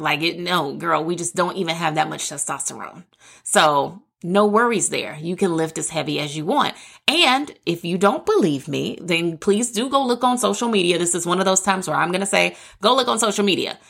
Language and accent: English; the South, United States; I'm a girl from the South